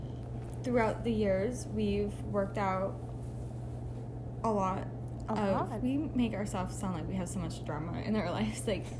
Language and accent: English; the South, United States; accent: southern; my southern accent will come out